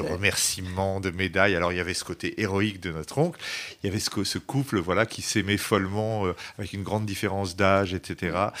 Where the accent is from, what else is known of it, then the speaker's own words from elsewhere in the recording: Le Havre, Normandy, France; also born or lived in Vosges; now in Paris, France; j'ai grandi euh, au Havre, en Normandie